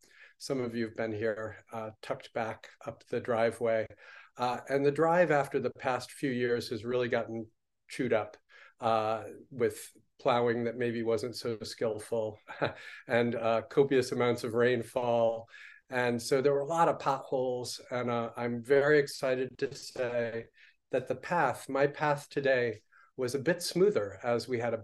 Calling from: New Paltz, New York, United States; I am coming in from New Paltz, New York, signing in with a small affiliate group of the Village Zendo, the New Paltz Zen Center here.

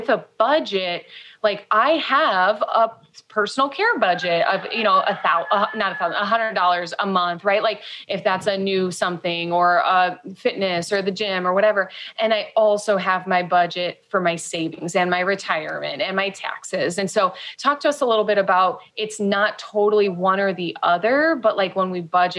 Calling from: Mexico; sorry if you can hear the roosters, we're calling in from Mexico.

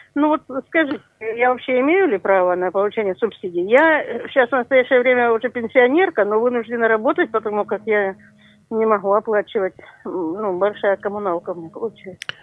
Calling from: Beshpagir, Stavropol Krai, Russia; я звоню из Бешпагира

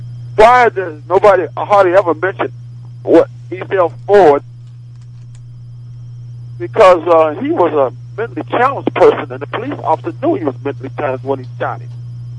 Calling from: Maryland, United States; I'm calling from Maryland.

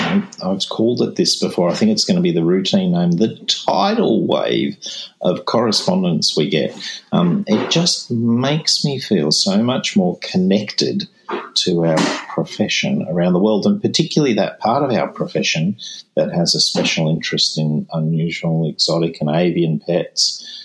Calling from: Malaysia; from Malaysia.

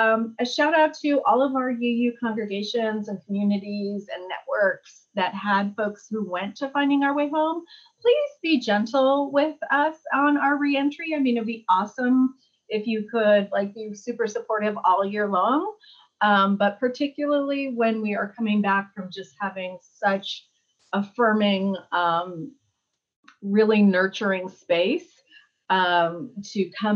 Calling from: Charlottesville, Virginia, United States; I'm joining you from Charlottesville, Virginia, where it is raining.

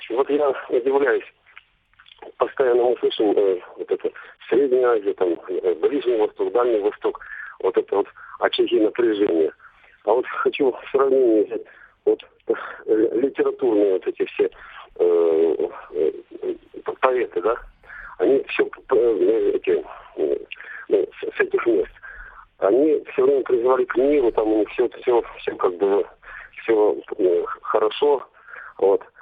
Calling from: Crimea, Ukraine; Я, кстати, с Крыма звоню.

